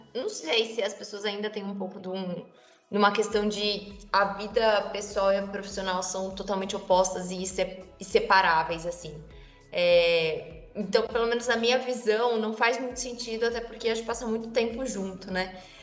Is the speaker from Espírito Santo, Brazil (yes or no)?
no; interior of São Paulo state, Brazil; moved away; eu venho de uma cidade do interior de São Paulo